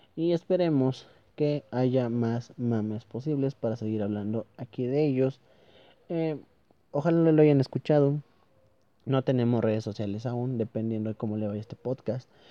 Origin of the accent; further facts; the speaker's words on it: Toluca, State of Mexico, Mexico; soy de Toluca, estamos muy cerca